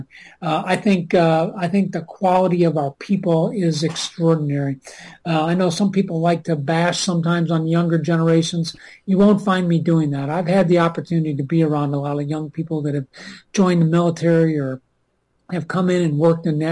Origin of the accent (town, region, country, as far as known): Minnesota, United States